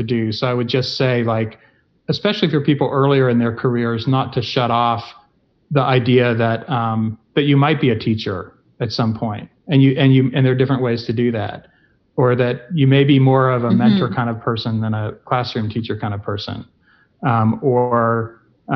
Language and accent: English; Tennessee, United States; moved away; I grew up in Tennessee